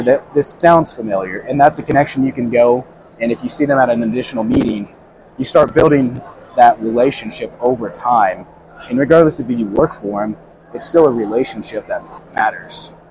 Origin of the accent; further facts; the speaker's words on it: Southern Indiana, United States; I'm from Southern Indiana. I grew up showing pigs and cattle